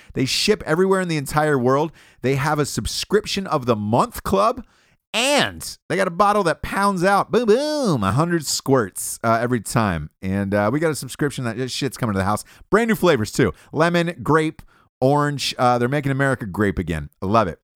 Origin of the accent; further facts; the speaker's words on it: Atlanta, Georgia, United States; I'm from Atlanta, Georgia.